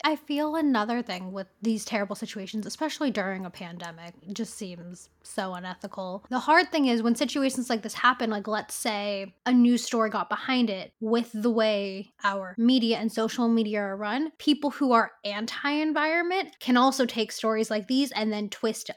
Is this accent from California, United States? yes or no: yes; Bay Area, California, United States; I grew up in the Bay Area